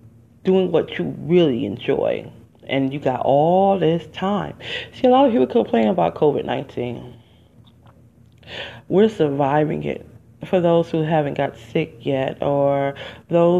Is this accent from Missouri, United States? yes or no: no; Detroit, Michigan, United States; moved away as an adult; living and growing up in Detroit